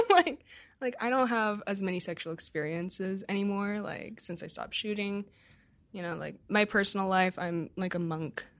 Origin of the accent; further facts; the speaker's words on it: United States; as an American